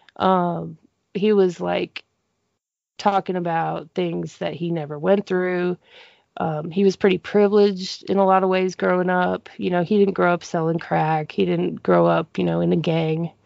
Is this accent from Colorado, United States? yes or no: yes; Denver, Colorado, United States; moved away as an adult; now in Monroe, United States; growing up in Denver, um, I would say the, my neighborhood population growing up, at least till I was like 12